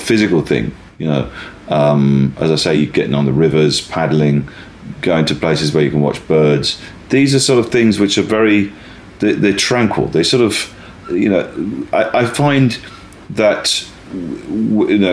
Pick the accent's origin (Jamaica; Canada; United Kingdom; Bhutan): United Kingdom; West Country, South West England; I grew up in the West Country, the west of England.